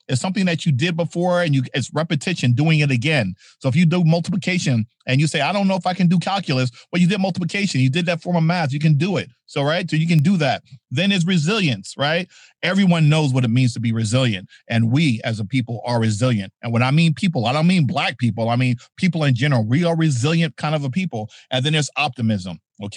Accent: New Jersey, United States; I grew up in New Jersey

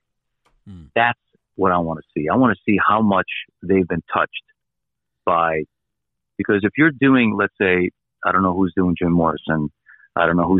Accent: Croatia; moved away; I was born in Croatia.

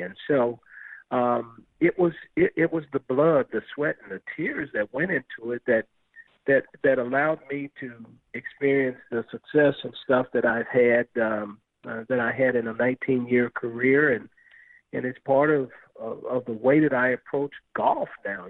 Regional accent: Los Angeles, California, United States; also born or lived in Compton; now in St. Louis, United States; as a kid growing up in South Central Los Angeles

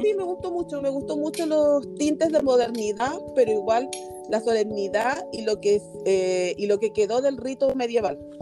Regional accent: Chile; acá en Chile, porque yo soy chilena

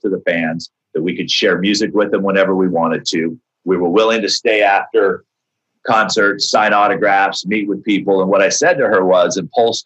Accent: Alabama, United States; moved away; also born or lived in Santa Barbara, California; I was from Alabama

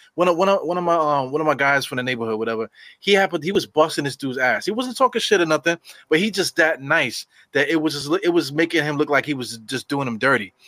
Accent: New York City, New York, United States; growing up in New York

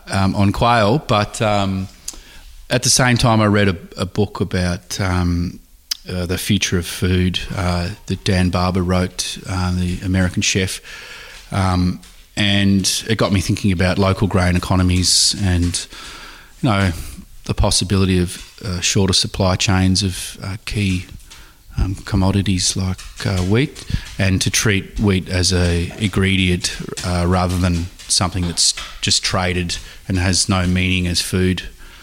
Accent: Langwarrin, Victoria, Australia; I grew up in Langwarrin, about 20 minutes from here.

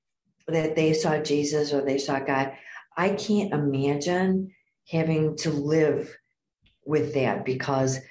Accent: Downers Grove, Illinois, United States; I was born and raised in Downers Grove

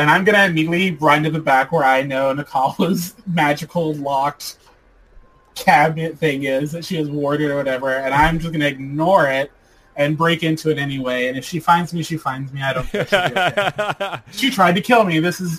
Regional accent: the South, United States; I'm from the South.

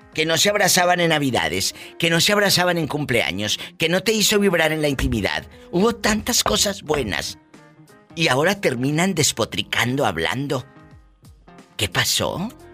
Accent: Matamoros, Tamaulipas, Mexico; Vieja centavera, dicen ayer en mi tierra. Esa es una vieja centavera. Entonces, así le dicen en, Matamoros

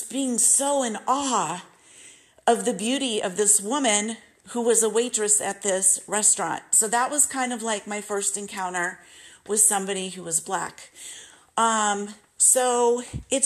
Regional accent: Simi Valley, California, United States; also born or lived in Malibu Lake, California / Northridge, California / Saugus, California; I was growing up in Simi Valley, California

